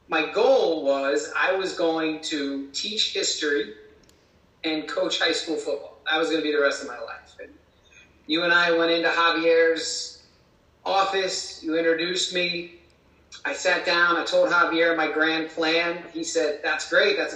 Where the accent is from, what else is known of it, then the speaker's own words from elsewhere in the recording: Cincinnati, Ohio, United States; I am not from Reading, Pennsylvania. I identify as being from suburban Cincinnati, Ohio.